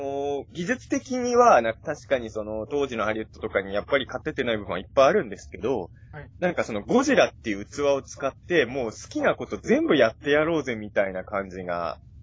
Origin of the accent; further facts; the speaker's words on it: Ibaraki, Japan; 茨城の田舎者